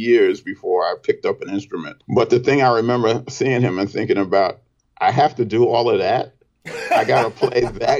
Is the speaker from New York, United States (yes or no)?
yes; New York City, New York, United States; growing up in Brooklyn, I didn't sing in church